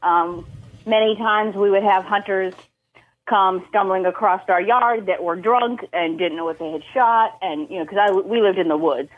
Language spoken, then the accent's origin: English; Boston, Massachusetts, United States; moved away as an adult; also born or lived in New Hampshire; now in Virginia, United States; I grew up Massachusetts, um, spent most of my life there